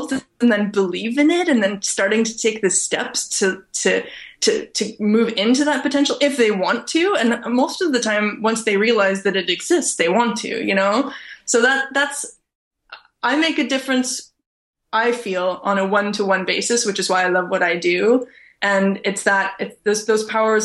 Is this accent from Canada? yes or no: yes; Canada; I'm born and raised in Canada.